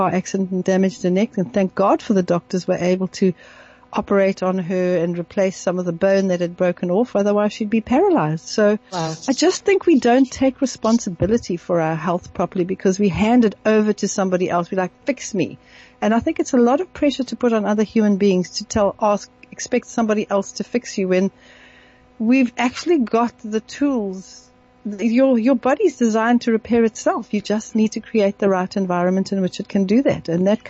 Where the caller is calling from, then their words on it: South Africa; I'm phoning from South Africa.